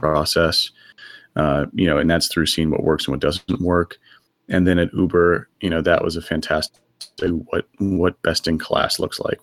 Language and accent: English; Texas, United States; moved away as an adult; now in San Francisco, United States; I grew up in Texas and then moved out here uh, in my early 20s.